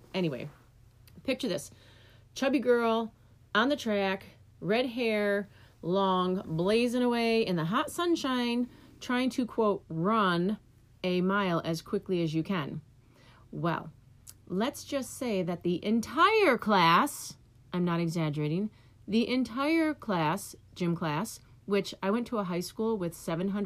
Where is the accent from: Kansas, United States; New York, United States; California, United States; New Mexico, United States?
New York, United States; now in Michigan, United States; when I was a kid, I grew up in New York, and we had the New York State Physical Fitness Test